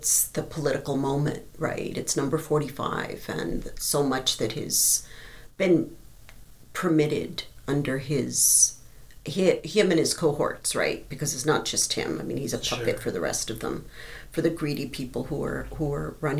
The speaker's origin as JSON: {"language": "English", "region": "Texas", "country": "United States", "also_born_or_lived": "Colorado", "moved": "yes", "lives_now": "Arizona, United States", "said": "I'm from Texas"}